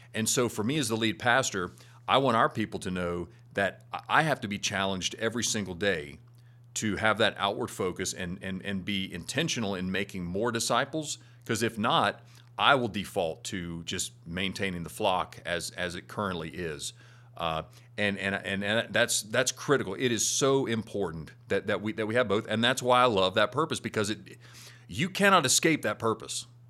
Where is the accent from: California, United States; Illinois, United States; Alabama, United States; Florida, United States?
Florida, United States; now in Arkansas, United States; Where I grew up in Florida, it's just hot.